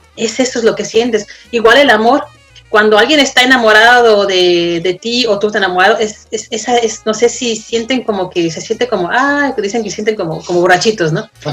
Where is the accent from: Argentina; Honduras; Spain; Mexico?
Mexico; now in Denmark; Como mexicano, como extranjero